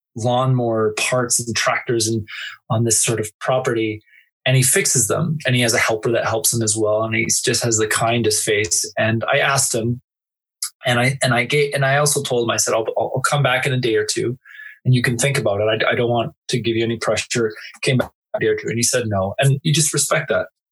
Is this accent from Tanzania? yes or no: no; Canada; I'm not American, I'm Canadian